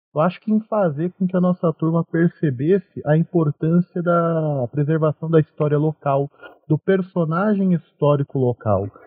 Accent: Cravinhos, São Paulo, Brazil; eu sou da cidade de Cravinhos, pertinho de Ribeirão Preto

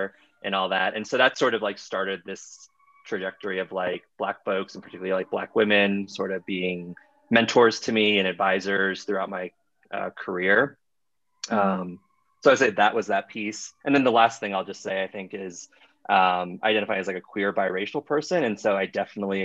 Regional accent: Miami, Florida, United States; moved away; also born or lived in Iowa; I grew up in Miami, Miami, Florida, which is an incredibly diverse city

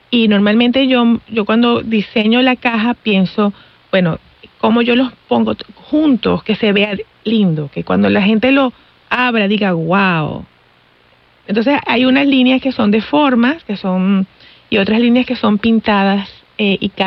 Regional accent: Venezuela; moved away as an adult; Yo nací en Venezuela, y me vine cuando tenía 26 años.

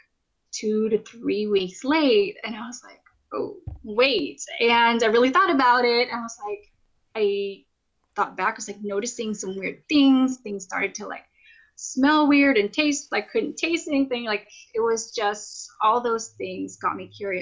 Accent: California, United States; I'm from California, worked from California, but pretty soon we'll be moving here literally this Saturday to up to the Pacific Northwest

